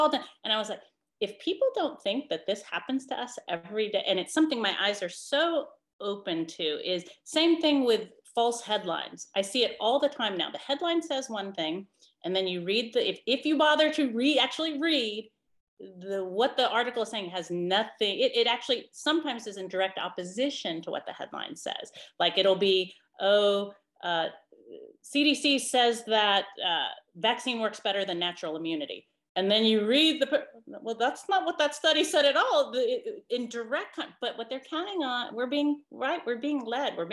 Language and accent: English; San Francisco, California, United States; moved away; I'm from San Francisco originally